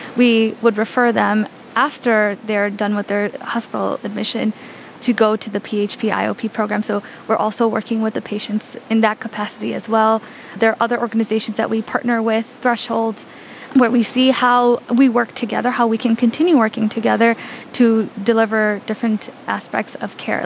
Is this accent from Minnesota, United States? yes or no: no; Chicago, Illinois, United States; I was raised in the Chicagoland area and I completed all of my schooling here